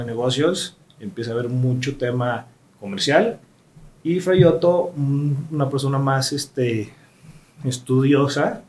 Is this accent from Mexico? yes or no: yes; Mexico; nosotros como mexicanos